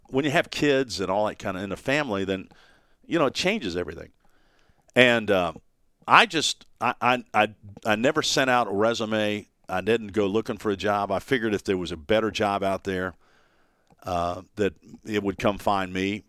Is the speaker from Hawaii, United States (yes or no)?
no; Dayton, Ohio, United States; born or raised there; also born or lived in Dallas, Texas; now in Knoxville, United States